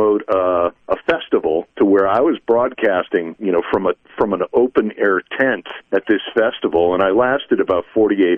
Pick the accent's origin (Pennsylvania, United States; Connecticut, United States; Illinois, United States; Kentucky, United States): Connecticut, United States; Waterbury; my hometown radio station in Waterbury, Connecticut, where I was born and raised